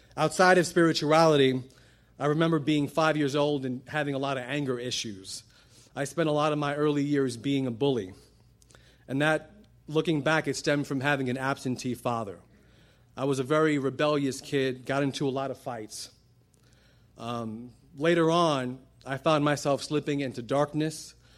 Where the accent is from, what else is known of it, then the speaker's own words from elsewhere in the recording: New York City, New York, United States; I grew up in Brooklyn, New York. I'm Puerto Rican